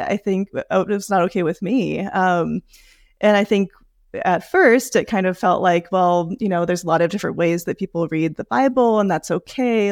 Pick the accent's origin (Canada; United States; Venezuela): United States; Seattle, Washington; moved away as an adult; I was raised in the Seattle area